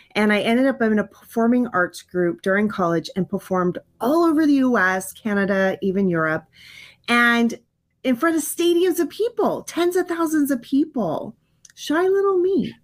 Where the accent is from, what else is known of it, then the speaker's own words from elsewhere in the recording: California, United States; also born or lived in Hawaii; we moved from Hawaii to California, and I had to start in a brand new school